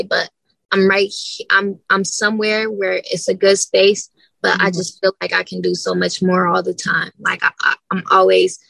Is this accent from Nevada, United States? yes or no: yes; Las Vegas, Nevada, United States; I grew up in a rough area